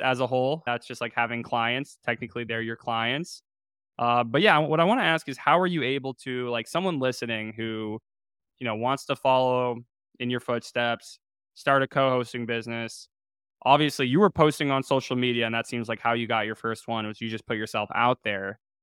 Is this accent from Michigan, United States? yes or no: no; Chapel Hill, North Carolina, United States; I'm from Chapel Hill, North Carolina.